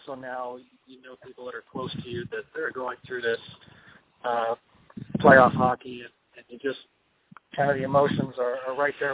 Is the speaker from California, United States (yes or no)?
no; Raleigh, North Carolina, United States; Raleigh, my hometown